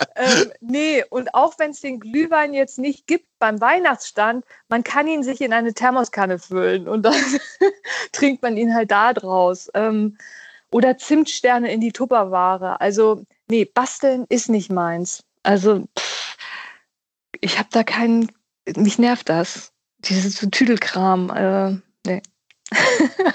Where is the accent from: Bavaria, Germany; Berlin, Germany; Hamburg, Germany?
Hamburg, Germany; Also ich bin ja in Hamburg groß geworden